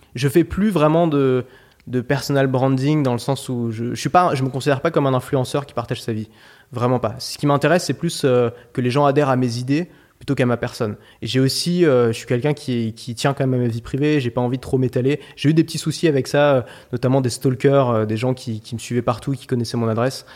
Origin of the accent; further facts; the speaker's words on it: Paris, Île-de-France, France; J'ai grandi à Paris